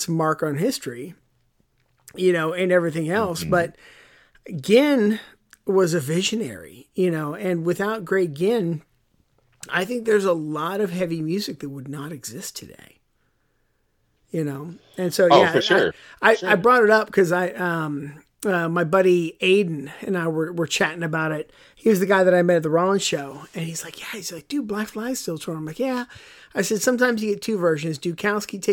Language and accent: English; Pittsburgh, Pennsylvania, United States; where I grew up, if there was anybody who spoke Spanish, there's like two people in that entire area, right? Because you know, it was very, at that time, Pittsburgh was still very European immigrants